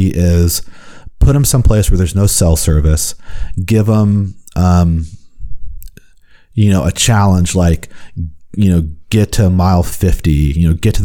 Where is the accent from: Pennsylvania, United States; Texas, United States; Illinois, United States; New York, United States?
Texas, United States; Houston; I grew up in Houston